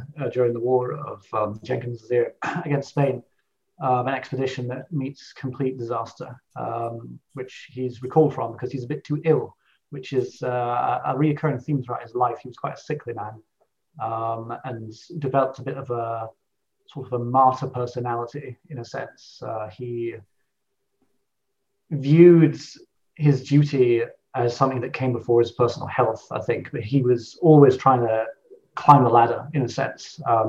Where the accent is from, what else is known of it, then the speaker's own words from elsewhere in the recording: Scotland, United Kingdom; as a Scot